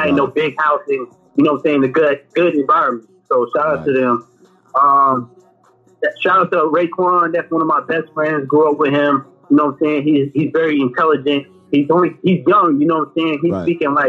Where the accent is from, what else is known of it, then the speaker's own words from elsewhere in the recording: Virginia Beach, Virginia, United States; also born or lived in Lynchburg, Virginia; And I'm from Virginia Beach.